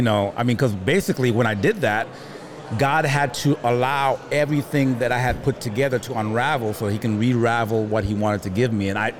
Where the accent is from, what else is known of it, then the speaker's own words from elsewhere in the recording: New York, United States; also born or lived in Haiti / Miami; Born in Haiti. Went from Haiti to New York. From New York, gosh